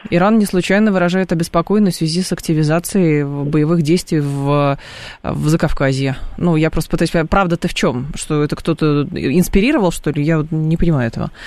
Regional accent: Rostov-on-Don, Rostov Oblast, Russia; Я вырос в Ростове

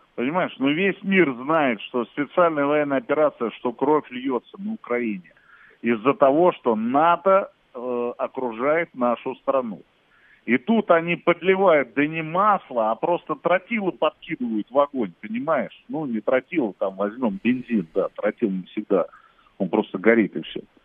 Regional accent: Russia; я как россиянин

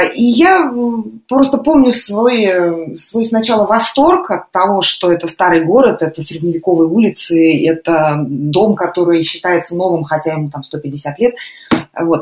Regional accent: Russia; moved away as an adult; now in Lisbon, Portugal; мы выросли и жили в России

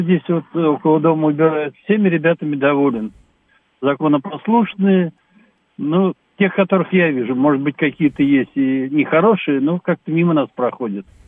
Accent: Moscow, Russia; Я москвич коренной

